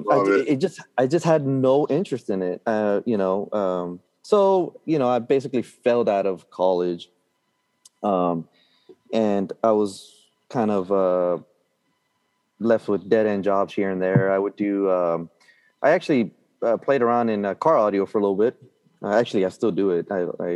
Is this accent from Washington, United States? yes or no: no; Brownsville, Texas, United States; now in McAllen, United States; I was born and raised in Brownsville, Texas, which is, if you look at the map, it's the very tip of Texas